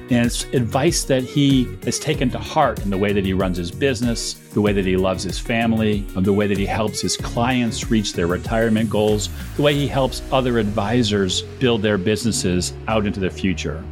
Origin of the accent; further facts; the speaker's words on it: Cleveland, Ohio, United States; my loyalty to Cleveland comes from being born and raised there